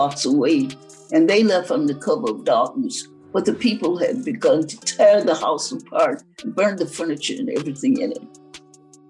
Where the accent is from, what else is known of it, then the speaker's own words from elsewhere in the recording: Marshall, Texas, United States; also born or lived in Fort Worth, Texas; born in Marshall, Texas, and that was where I first attended Juneteenth festivals